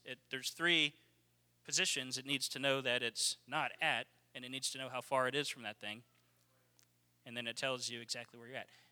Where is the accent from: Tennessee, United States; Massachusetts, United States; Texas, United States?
Texas, United States; We're from Texas